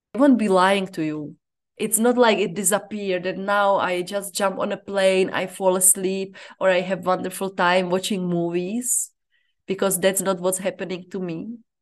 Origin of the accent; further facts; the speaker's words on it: Czechia; moved away as an adult; now in Zambia; I'm from the Czech Republic and I live in Zambia